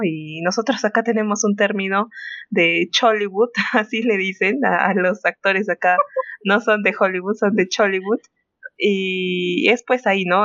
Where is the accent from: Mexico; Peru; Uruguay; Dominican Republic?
Peru; nosotros Mm, como peruanos